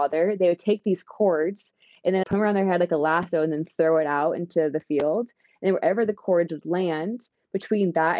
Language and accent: English; Oregon, United States; also born or lived in California; now in Seattle, United States; I went to school in California, and then I'm from Oregon and I live in Seattle